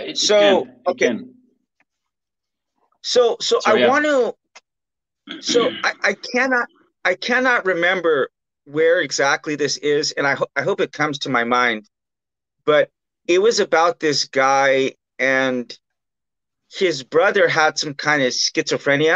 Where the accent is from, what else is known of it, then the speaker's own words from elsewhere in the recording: Bakersfield, California, United States; I'm from Bakersfield, California, and Bakersfield, California is like the meth capital